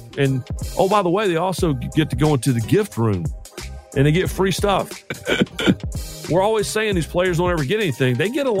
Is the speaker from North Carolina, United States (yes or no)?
yes; Charlotte, North Carolina, United States; my hometown bowl game, the Duke's Mayo Bowl.